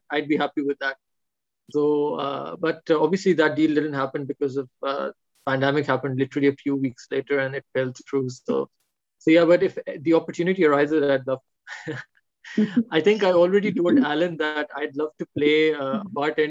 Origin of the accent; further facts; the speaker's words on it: Pakistan; I'm a Pakistani